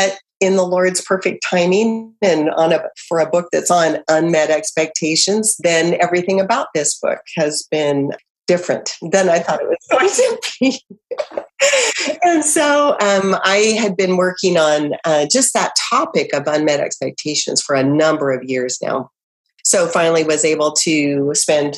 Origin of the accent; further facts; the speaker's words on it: Idaho, United States; moved away as an adult; also born or lived in Southern California; now in Kentucky, United States; we're from Idaho